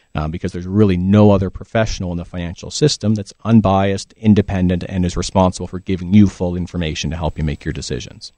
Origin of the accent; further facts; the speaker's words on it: Ontario, Canada; now in British Columbia, Canada; I'm originally from Ontario